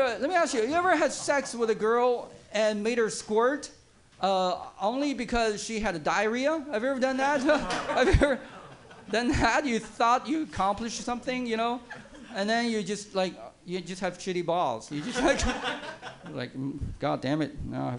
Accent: East Coast, United States; now in San Francisco, United States; A lot of liberal people, and I have friends who I came from East Coast.

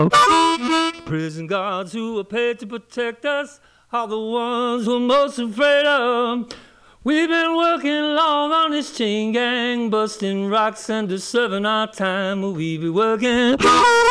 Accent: Newark, New Jersey, United States; where I grew up in my hometown, Newark, New Jersey

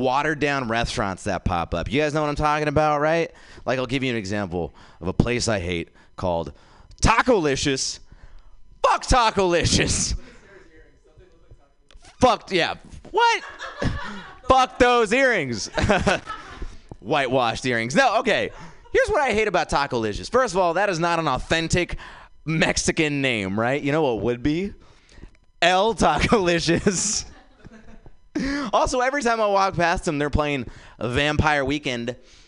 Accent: India; now in San Francisco, United States; I am from India, guys. I was born there

